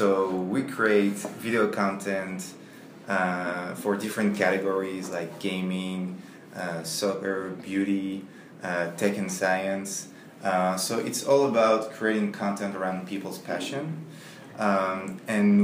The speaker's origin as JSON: {"language": "English", "town": "Paris", "region": "Île-de-France", "country": "France", "second_language": "English", "moved": "yes", "said": "I'm from France, from Paris"}